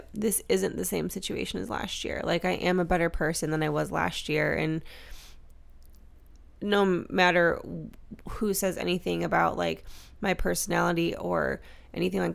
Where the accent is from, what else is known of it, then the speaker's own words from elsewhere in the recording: Midwest, United States; accent: Midwestern; moved away; my Midwestern accent